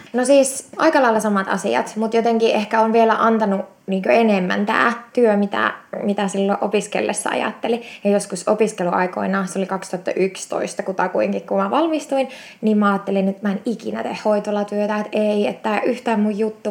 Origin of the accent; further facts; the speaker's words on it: Eastern Finland, Finland; now in Espoo, Finland; Mä oon siis Itä-Suomesta kotoisin ja tota, se oli 2008, kun mä muutin, muutin pääkaupunkiseudulle